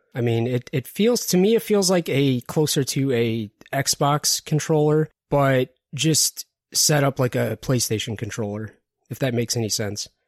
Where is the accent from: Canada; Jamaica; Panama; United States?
United States; Detroit, Michigan; I'm originally from Detroit